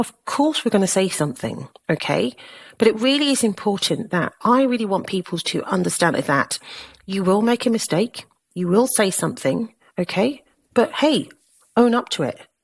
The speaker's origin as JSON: {"language": "English", "town": "Southampton", "region": "South East England", "country": "United Kingdom", "tie": "born or raised there", "also_born_or_lived": "London", "moved": "as an adult", "said": "I was born in Southampton, in Hampshire, to a Caribbean mother and a Nigerian father"}